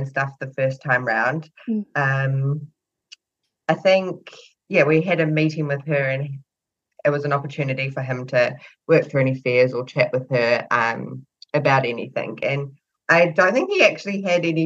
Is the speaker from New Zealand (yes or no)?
yes; New Zealand; I'm from New Zealand